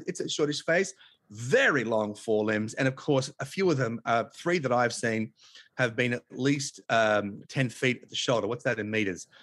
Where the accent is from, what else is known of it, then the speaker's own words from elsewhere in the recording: Tasmania, Australia; moved away as an adult; also born or lived in Los Angeles, United States; now in Los Angeles area, United States; because I was born in Tasmania and I drew my first breath of Tasmanian air